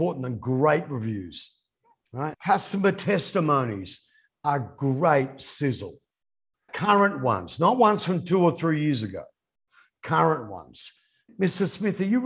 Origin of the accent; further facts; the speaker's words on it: Australia; moved away; my hometown in Australia